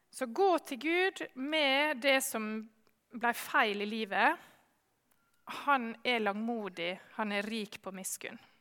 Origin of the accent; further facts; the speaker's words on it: Sjøholt, Møre og Romsdal, Norway; Jeg har vokst opp eh, på Sjøholt på Sunnmøre